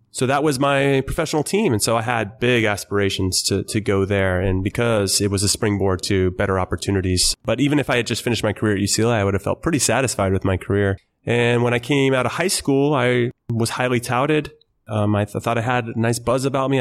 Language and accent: English; Temple City, California, United States; born or raised there